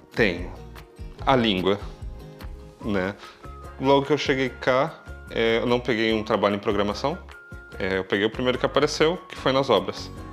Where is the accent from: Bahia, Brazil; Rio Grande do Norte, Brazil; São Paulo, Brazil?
São Paulo, Brazil; moved away as an adult; now in Braga, Portugal; eu tenho 36 anos e venho do Brasil, São Paulo.